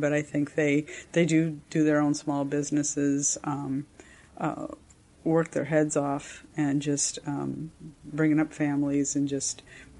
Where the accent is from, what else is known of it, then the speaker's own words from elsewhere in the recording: Waterloo, Iowa, United States; I am from Waterloo, Iowa.